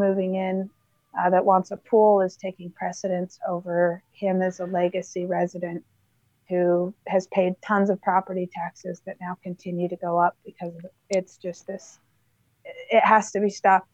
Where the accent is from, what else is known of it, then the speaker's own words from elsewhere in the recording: White City, Utah, United States; moved away; I grew up in White City, Utah